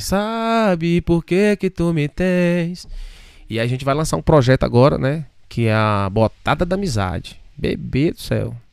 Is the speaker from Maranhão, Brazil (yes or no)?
yes; Davinópolis, Maranhão, Brazil; also born or lived in Imperatriz, Maranhão / Búzios; now in Arujá, Brazil; Eu sou de, eu nasci em Imperatriz e fui criado numa cidade chamada Davinópolis, né? Um interiorzinho ali, próximo de Imperatriz.